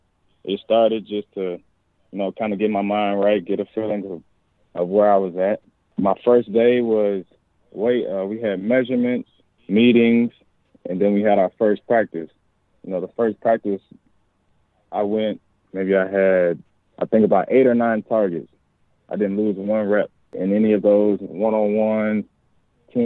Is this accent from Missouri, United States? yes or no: no; Louisville, Kentucky, United States; moved away; I'm in my hometown, the same stadium that I used to go to youth camps in at, you know, 6, 7 years old